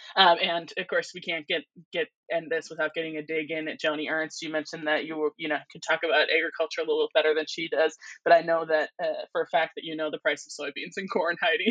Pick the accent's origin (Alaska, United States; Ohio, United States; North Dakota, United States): North Dakota, United States; we're from North Dakota, certainly where we are, it's mostly uh, in rural areas